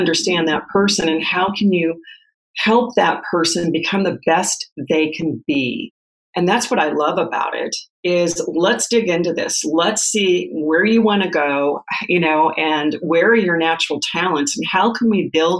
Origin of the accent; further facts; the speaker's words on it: Nebraska, United States; moved away as an adult; also born or lived in Phoenix, Arizona; move from Phoenix back to Nebraska to my hometown